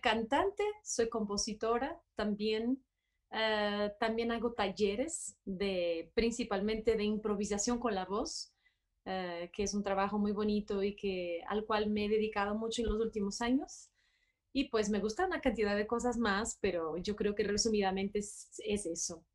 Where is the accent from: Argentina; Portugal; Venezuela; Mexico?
Portugal; Porto, Norte; Spanish is a second language; also born or lived in Barcelona / Boston / Paris / Brussels; now in Bogotá, Colombia; yo soy de Portugal, de Porto, em, pero he viajado mucho, mucho por todo el mundo y viví en muchas ciudades diferentes